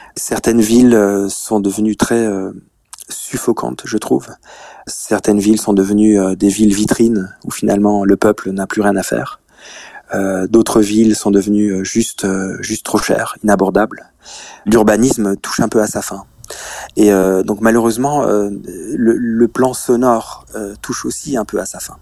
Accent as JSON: {"language": "French", "country": "Luxembourg", "said": "Moi, je suis du Luxembourg. Euh, Tokyo est plus grand que mon pays"}